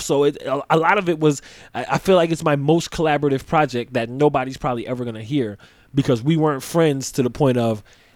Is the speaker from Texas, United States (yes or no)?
no; New Jersey, United States; We both from Jersey